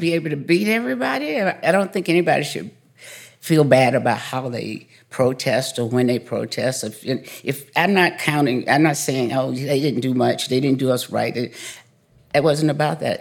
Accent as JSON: {"language": "English", "region": "a smaller town in Georgia", "country": "United States", "tie": "born or raised there", "said": "I grew up in a, a smaller town in Georgia, and, uh, I grew up on a dairy farm"}